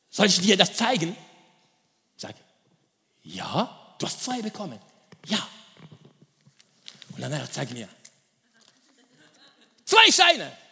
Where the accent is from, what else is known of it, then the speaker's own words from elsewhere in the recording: DR Congo; German is a second language; ich komme aus dem Kongo und im Osten von Kongo, es gibt Bürgerkrieg.